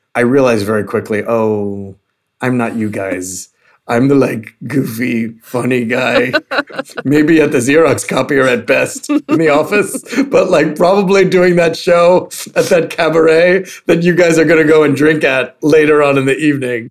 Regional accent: New York, United States; growing up in New York

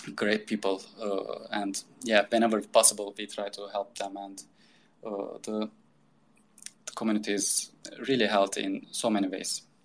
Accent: Turkey; also born or lived in Istanbul, Turkey / Boston, United States; I decided to move back to my hometown

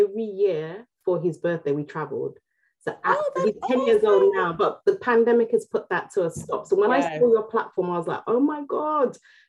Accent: London, United Kingdom; also born or lived in Nigeria

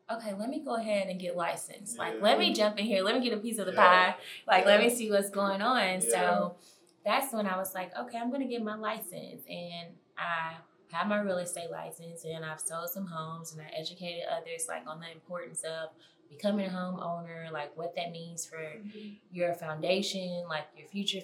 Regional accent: Nashville, Tennessee, United States; both of us being a Nashville native

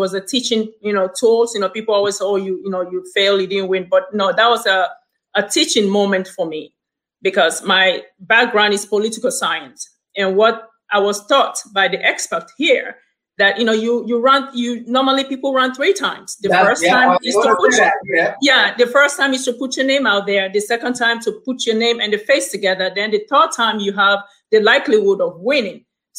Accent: Maryland, United States; I grew up in Prince George's County. I've been here since I was 13 years old. You know, I came here in the early 90s and I've been in PG, you know, since then. And PG is my home.

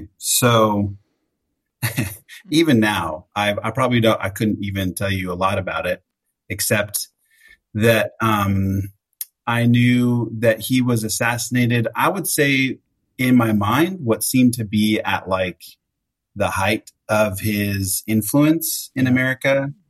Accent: California, United States; moved away as an adult; also born or lived in Oregon; now in Ohio, United States; I have kind of gone all over the place since growing up in California. I did college in Oregon, lived in California for 10 years after that, got my master's down in SoCal.

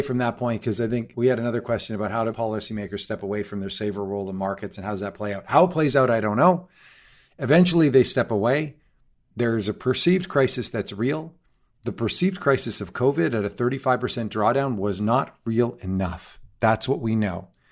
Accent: Canada; me as a Canadian

